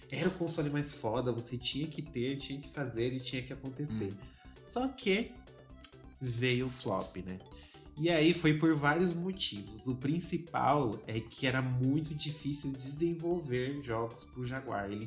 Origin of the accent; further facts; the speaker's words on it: Curitiba, Paraná, Brazil; chegou a hora de eu mostrar que eu sou de Curitiba.